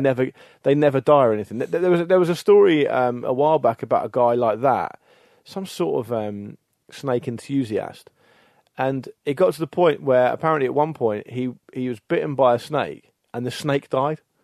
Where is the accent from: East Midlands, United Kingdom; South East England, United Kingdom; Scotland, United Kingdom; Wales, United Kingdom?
South East England, United Kingdom; the Solent, South Coast; we all grew up a stone's throw from, from the Solent on